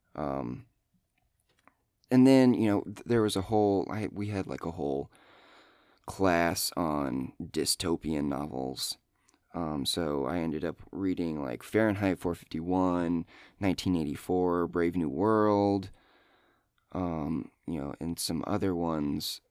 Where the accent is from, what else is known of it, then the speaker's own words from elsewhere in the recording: Iowa, United States; I'm from Iowa